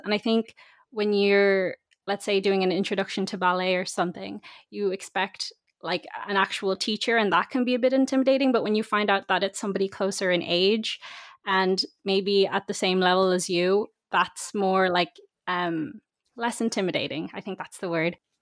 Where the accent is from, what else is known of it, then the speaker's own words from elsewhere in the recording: Dublin, Leinster, Ireland; I'm from Dublin myself